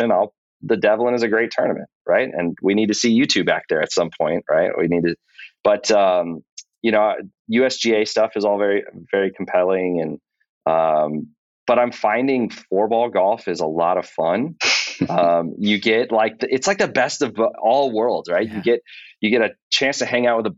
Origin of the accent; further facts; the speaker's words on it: Texas, United States; now in Atlanta, United States; I'm originally from Texas